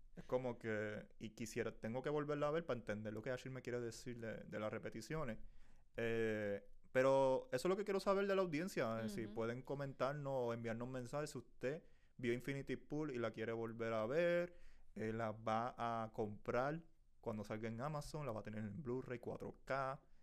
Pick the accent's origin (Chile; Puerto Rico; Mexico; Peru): Puerto Rico; yo soy puertorriqueño